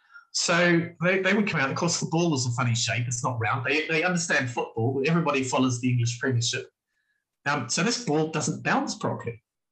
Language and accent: English; New Zealand; I'm from New Zealand. If you know anything about New Zealand, it's about rugby.